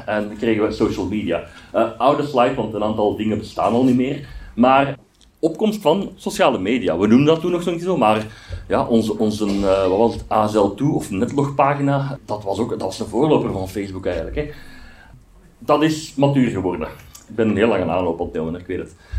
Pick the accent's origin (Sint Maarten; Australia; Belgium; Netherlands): Belgium; Aarschot, Flanders; ik ben van Aarschot